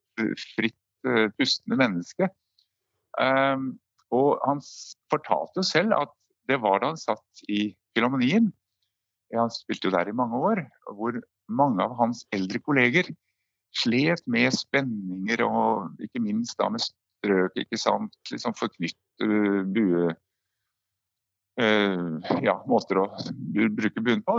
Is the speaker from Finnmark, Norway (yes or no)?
no; Brumunddal, Innlandet, Norway; Brumunddal, der jeg vokste opp